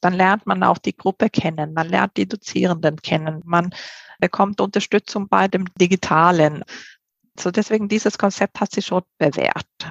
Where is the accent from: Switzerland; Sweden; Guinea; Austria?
Sweden; German is a second language; moved away as an adult; also born or lived in Spain; now in Germany; ich komme ja ursprünglich aus Schweden bin mit einem Spanier verheiratet und äh, lebe jetzt her seit 20 Jahren in Deutschland